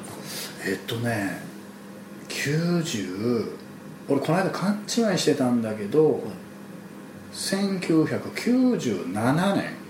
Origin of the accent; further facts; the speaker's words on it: Kutchan, Hokkaido, Japan; moved away as an adult; now in Tokyo, Japan; あのうちの田舎北海道の倶知安町の時はやっぱり田舎だから